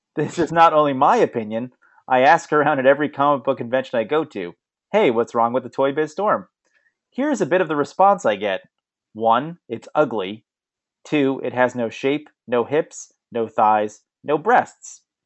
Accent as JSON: {"language": "English", "town": "Bethpage", "region": "New York", "country": "United States", "tie": "born or raised there", "said": "that's Bethpage. That's where I grew up."}